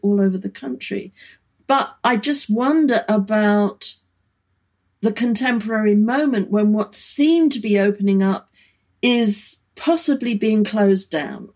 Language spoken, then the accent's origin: English; United Kingdom; moved away as an adult; now in United States; growing up in Britain